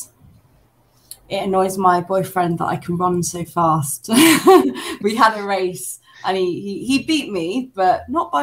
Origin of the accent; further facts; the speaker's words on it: England, United Kingdom; accent: very British, very southern; now in Madrid, Spain; I've got a very British accent. I'm like, my accent is very southern, very southern.